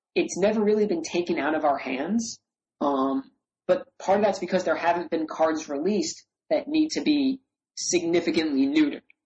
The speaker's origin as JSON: {"language": "English", "region": "New York", "country": "United States", "tie": "born or raised there", "said": "growing up in New York"}